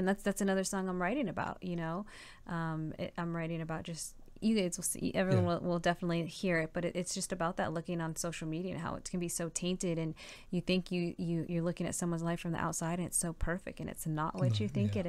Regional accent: West Covina, California, United States; born there; I mean, I was born in West Covina, yes, but, I moved a lot around a lot because my dad was in the military.

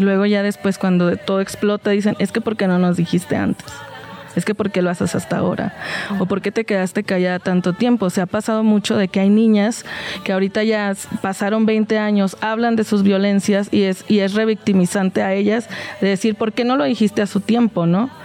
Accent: Mexico; en México, y lo hablo como mexicana

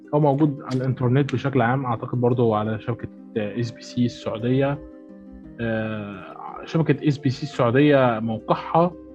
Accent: Egypt

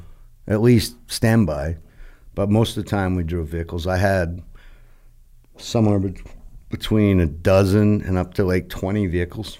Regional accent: New England, United States; I'm from New England

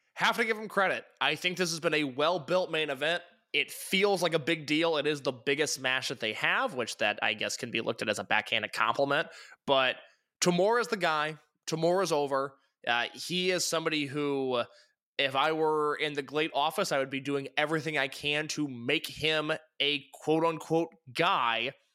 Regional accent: Midwest, United States; I'm from the Midwest.

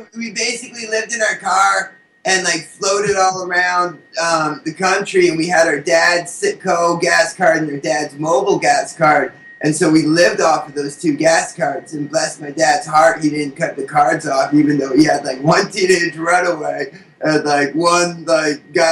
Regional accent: Hartford, Connecticut, United States; I'm from Hartford, Connecticut, which is only like a 2-hour bus ride away

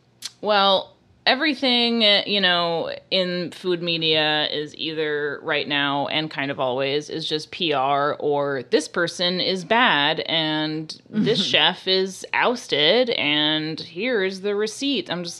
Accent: New York City, New York, United States; I'm from New York City, and sometimes we drink 50-50 martinis.

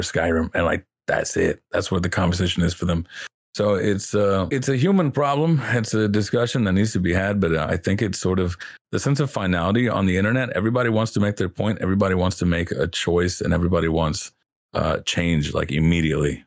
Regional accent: the South, United States; growing up in the South

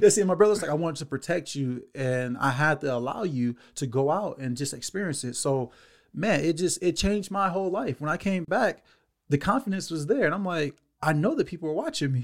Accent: Los Angeles, California, United States; born and raised in Los Angeles, California, um, bounced around from South Central to Watts my whole life

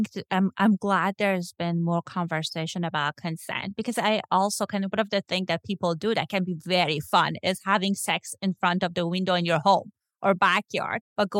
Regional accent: Iran; now in Los Angeles, United States; I know that I grew up in Iran, and if you have like a queer there, they can kill you.

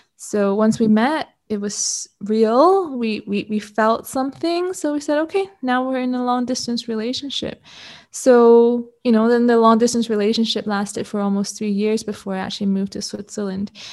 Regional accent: Canada; also born or lived in Hong Kong; I'm Canadian, born in Hong Kong, but grew up in Canada

